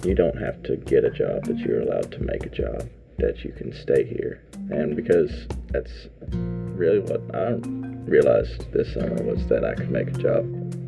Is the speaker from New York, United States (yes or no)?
no; Whitesburg, Kentucky, United States; I'm from Whitesburg and I'm 17.